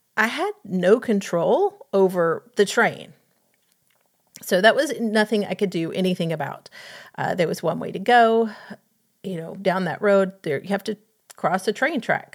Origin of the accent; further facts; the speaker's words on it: Atlanta, Georgia, United States; having grown up in Atlanta